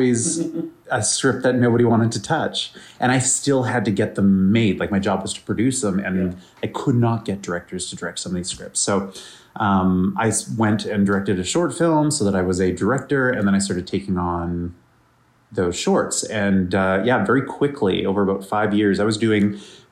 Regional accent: Vancouver, British Columbia, Canada; I'm from Vancouver, Canada

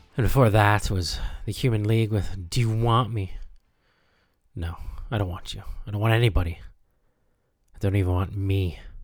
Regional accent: United States; I grew up in America

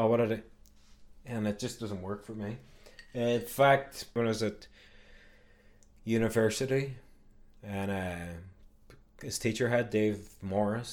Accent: Derry, Northern Ireland, United Kingdom; moved away as an adult; now in United States; where I grew up in Craigan, largely sort of Catholic area

